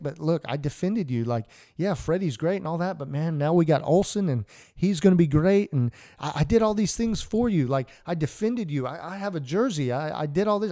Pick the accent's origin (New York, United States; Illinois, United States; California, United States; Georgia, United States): Georgia, United States; Atlanta; I grew up in Atlanta